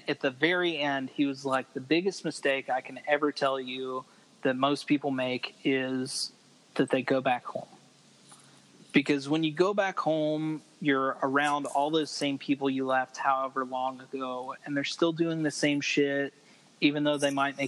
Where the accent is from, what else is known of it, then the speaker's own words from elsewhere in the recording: Roanoke, Virginia, United States; moved away as an adult; also born or lived in Guam / Norfolk, Virginia; now in Texas, United States; I'm from Virginia. I enlisted I'm from Roanoke, Virginia, which is over in the mountains